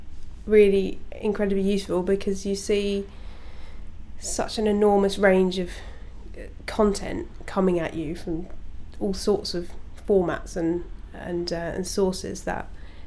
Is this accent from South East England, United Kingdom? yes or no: yes; Canterbury, South East England, United Kingdom; I went back to my hometown and worked in the university library. Which is? Canterbury.